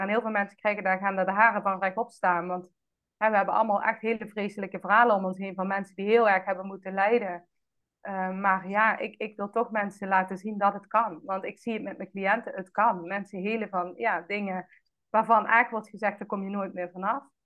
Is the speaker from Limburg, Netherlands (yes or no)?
yes; Roermond, Limburg, Netherlands; moved away as an adult; also born or lived in Amsterdam; geboren en getogen in Roermond